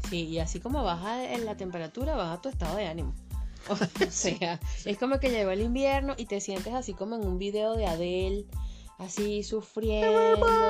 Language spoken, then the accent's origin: Spanish; Venezuela; now in Chile; como dice uno en Venezuela